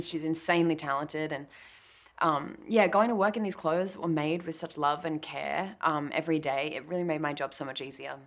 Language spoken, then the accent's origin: English; Australia; I'm Australian